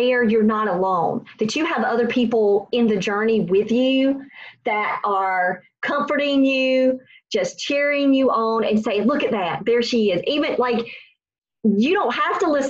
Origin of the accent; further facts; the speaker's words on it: Robeson County, North Carolina, United States; We're from Robinson County